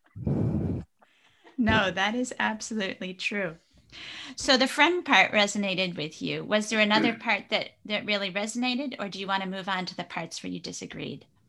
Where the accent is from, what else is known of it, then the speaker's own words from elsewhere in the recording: Traverse City, Michigan, United States; my hometown in Traverse City, Michigan